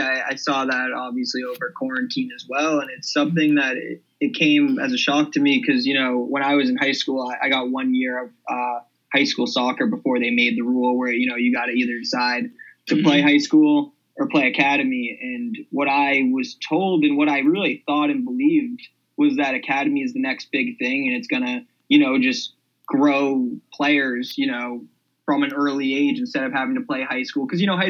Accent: Needham, Massachusetts, United States; And just Needham, it's kind of an athletic town

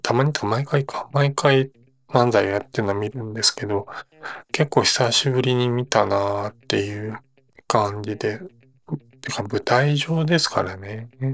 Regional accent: Osaka, Japan; 自分大阪出身なので

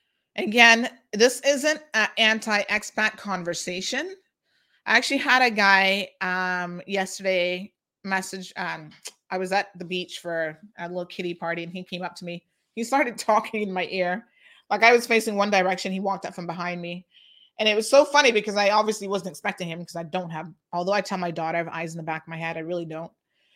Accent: Jamaica; moved away as an adult; You give everybody a voice, including me as a Jamaican, an expat worker.

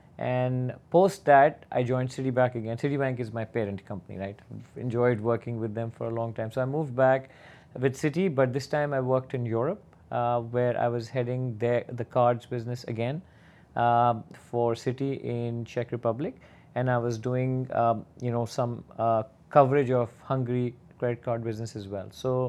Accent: Pakistan; moved away as an adult; also born or lived in Bahrain; I started in Pakistan. I'm originally from Pakistan. I did my master's there, and then I started working for Citibank.

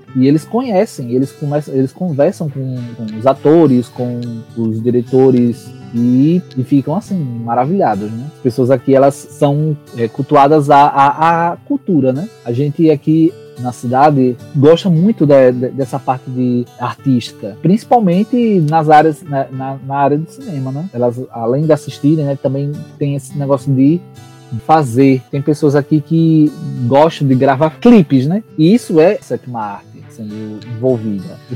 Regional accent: Lagarto, Sergipe, Brazil; Sou de Lagarto

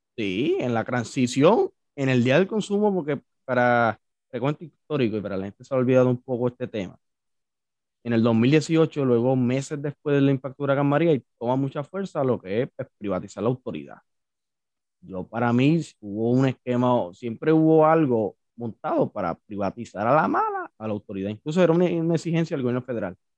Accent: Santa Isabel, Puerto Rico; yo soy de Santa Isabel

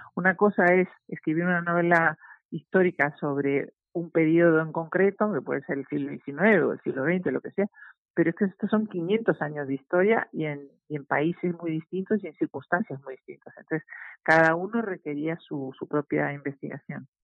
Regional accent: Uruguay; moved away as an adult; now in Madrid, Spain; yo siempre digo que soy uruguaya

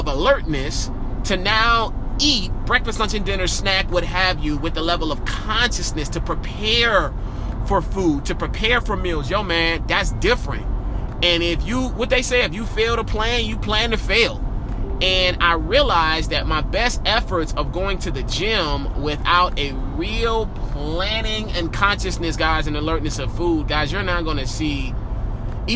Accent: New Orleans, Louisiana, United States; moved away; also born or lived in Georgia; my life spent mostly in Georgia, but man, I am from New Orleans, born and raised

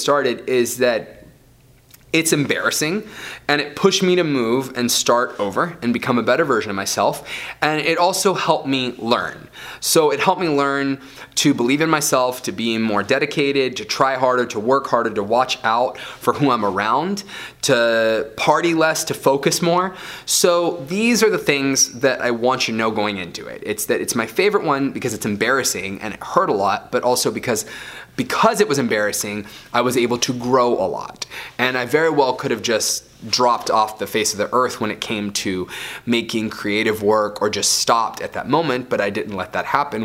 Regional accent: Florida, United States; I grew up in Florida

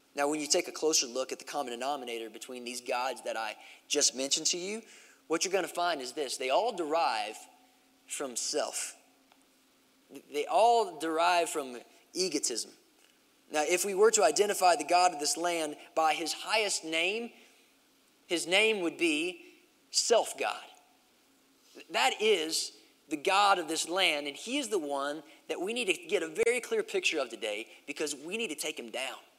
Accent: Kentucky, United States; the nearest big city that, that, that, was to my hometown, which was in Kentucky

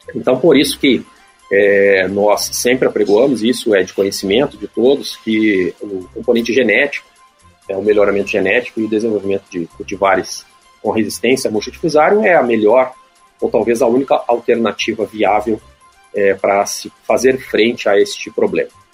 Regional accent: Brazil

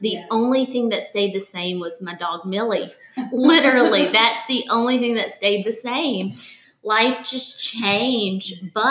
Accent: Birmingham, Alabama, United States; also born or lived in Tuscaloosa; now in Jackson, United States; I didn't say that I'm from Birmingham, Alabama.

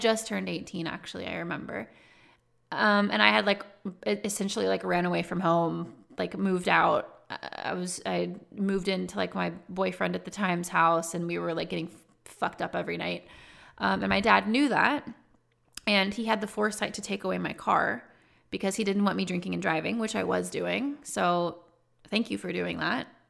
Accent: Texas, United States; I grew up in Texas

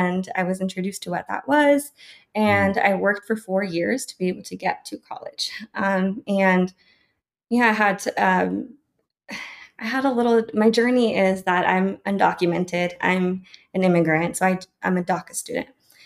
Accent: Colorado, United States; also born or lived in Delicias, Chihuahua, Mexico; I was brought here at a very young age and have lived in Colorado basically my whole life. So I consider myself a Colorado native

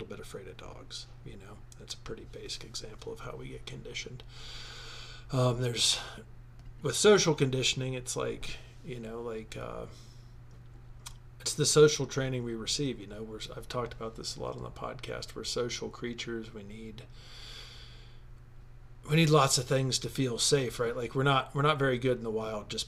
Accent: United States; I'm an American.

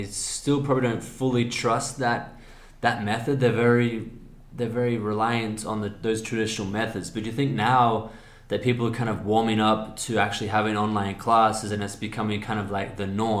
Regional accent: Australia; accent: Australian; a lot of people have commented on me, for example, because my I've kind of neutralized my Australian accent here.

